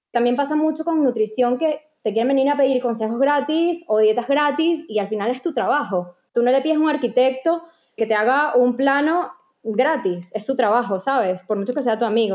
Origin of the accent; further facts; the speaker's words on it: Venezuela; moved away as an adult; also born or lived in Panama; en Venezuela creo que ni le veía la información porque ni entendía, no había estudiado. Luego cuando me mudé a, Panamá a estudiar